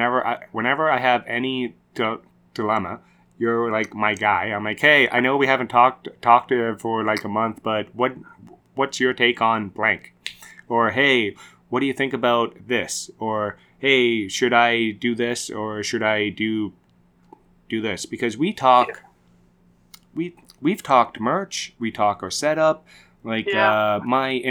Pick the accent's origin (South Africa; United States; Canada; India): Canada; my home country